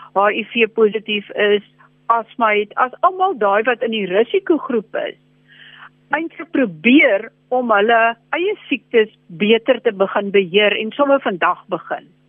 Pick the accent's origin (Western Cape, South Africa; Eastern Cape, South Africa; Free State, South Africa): Eastern Cape, South Africa; Kirkwood; moved away; ek sit op Kirkwood, dis my geboortedorp want ek is hier naby my ouers